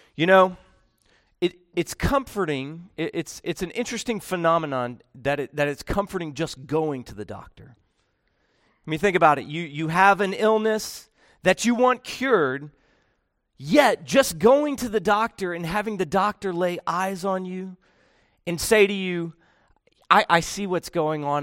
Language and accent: English; Georgia, United States; I'm from Georgia